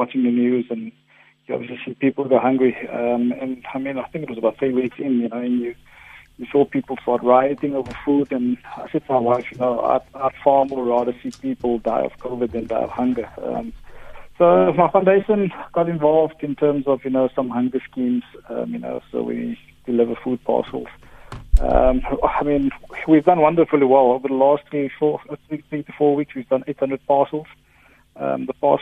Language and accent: English; Cape Town, Western Cape, South Africa; Ravensmead, where I come from